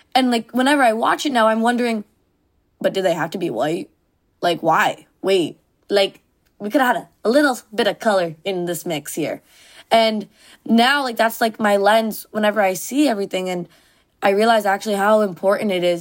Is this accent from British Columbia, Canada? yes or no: no; Mississauga, Ontario, Canada; moved away as an adult; first time ever leaving my suburb of Mississauga